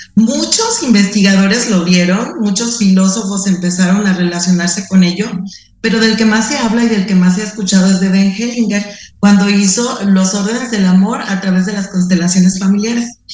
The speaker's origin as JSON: {"language": "Spanish", "country": "Mexico", "said": "somos mexicanos"}